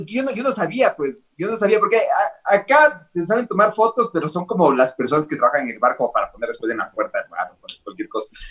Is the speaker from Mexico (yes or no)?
no; Ecuador; yo cuando era chiquito vivía en la avenida del Inca, en Ecuador